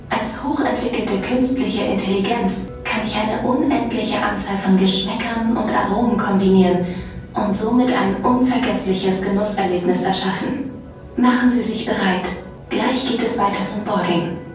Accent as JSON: {"language": "German", "country": "Austria", "also_born_or_lived": "Switzerland", "said": "Österreicherin und habe sechs Jahre in der Schweiz gelebt."}